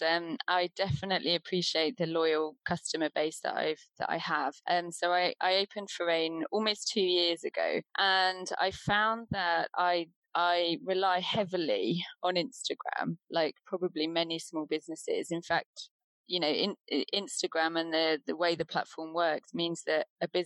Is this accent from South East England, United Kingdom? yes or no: yes; Deal, South East England, United Kingdom; moved away as an adult; now in Wales, United Kingdom; I grew up in Deal in Kent